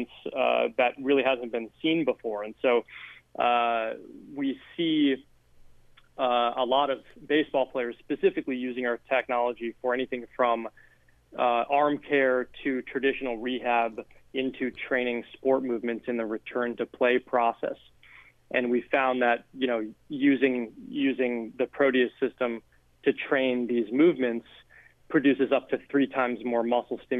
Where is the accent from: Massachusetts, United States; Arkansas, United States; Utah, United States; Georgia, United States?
Massachusetts, United States; outside of Boston; I grew up outside of Boston.